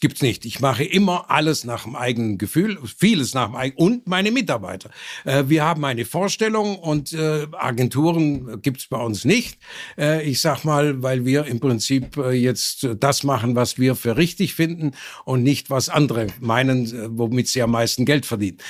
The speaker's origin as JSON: {"language": "German", "town": "Burladingen", "region": "Baden-Württemberg", "country": "Germany", "tie": "born or raised there", "said": "es gab 26 Textilfabriken in meinem Heimatort Burladingen"}